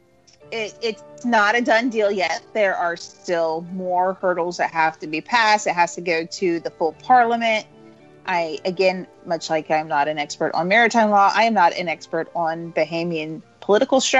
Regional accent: Florida, United States; I'm from Florida

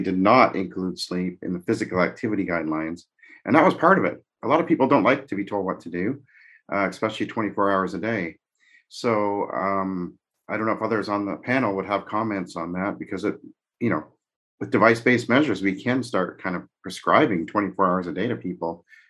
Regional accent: Canada; now in United States; I'm Canadian

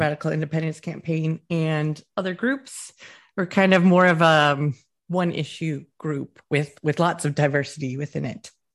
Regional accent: United States; moved away as an adult; also born or lived in Wisconsin; now in Scotland; I'm American

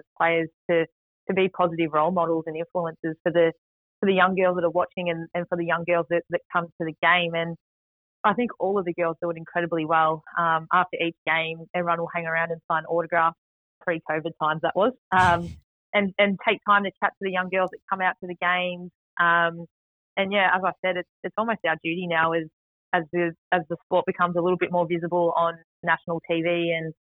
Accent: Melbourne, Victoria, Australia; moved away as an adult; now in Tasmania, Australia; I managed to make my debut at the MCG, which was my home ground in my hometown

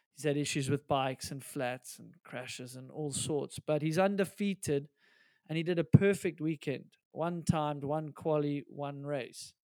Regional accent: South Africa; we're South African

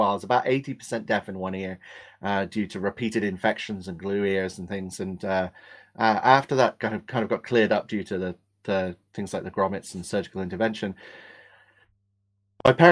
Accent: England, United Kingdom; accent: Australian; also born or lived in Australia; I was born in England

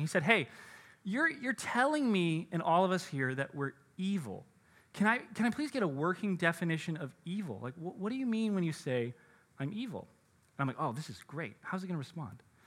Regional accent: United States; as American Christians

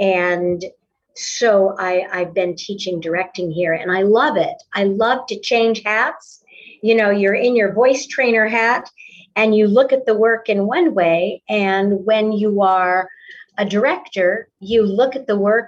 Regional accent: Tucson, Arizona, United States; moved away as an adult; now in Oklahoma, United States; Originally, I'm from Tucson, Arizona. {S2} Okay. {S3} I was raised there, and in my early 30s, found my way to the Midwest and have been in the Oklahoma area ever since the late 70s.

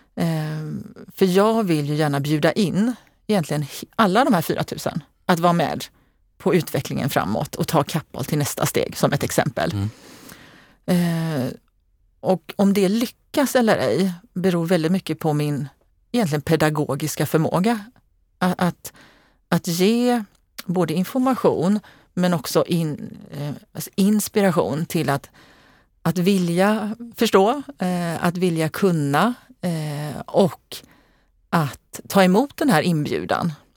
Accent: Eslöv, Skåne, Sweden; also born or lived in Lund / Kisa; now in Gothenburg, Sweden; jag kommer ursprungligen från Eslöv.

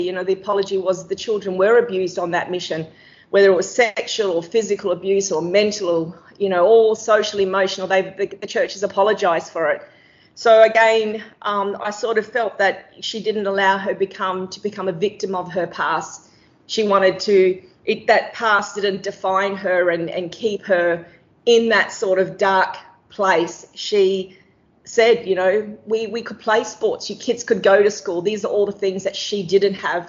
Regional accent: Darwin, Northern Territory, Australia; as a kid growing up in Darwin

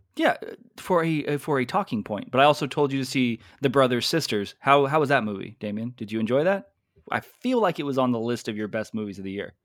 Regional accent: United States; I'm American.

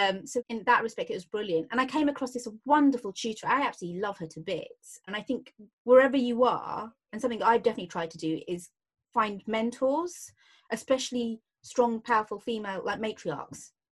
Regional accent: London, United Kingdom; I grew up in Hayes um, in Hillingdon, so West London

